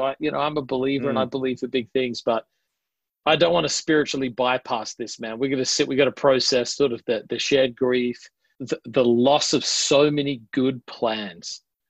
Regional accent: Adelaide, South Australia, Australia; accent: Australian; I'm from Adelaide, which is known as a little more, it's the only state that wasn't founded by convicts. So it's got a distinct accent that sounds slightly British.

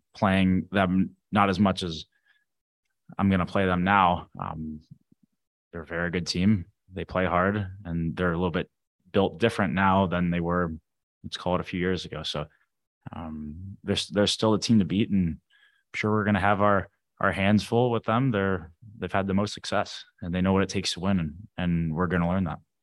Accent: St. Louis, Missouri, United States; moved away; also born or lived in Arizona; I was born in Arizona. I grew up in Saint Louis

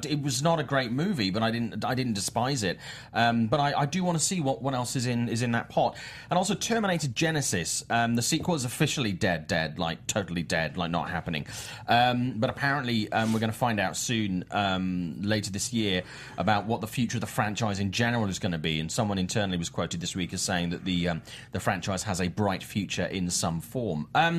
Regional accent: United Kingdom; I'm British

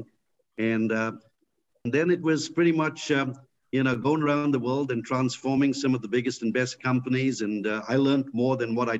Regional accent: India; moved away as an adult; now in United States; I grew up in India

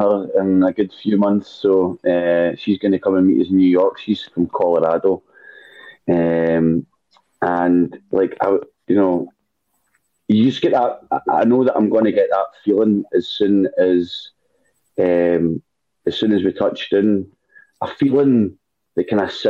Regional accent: Edinburgh, Scotland, United Kingdom; I'm Scottish. I'm from Edinburgh.

